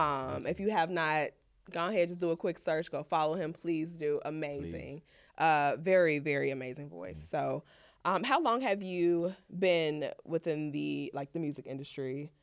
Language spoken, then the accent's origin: English; Jamaica; I'm Jamaican, so that's my shit.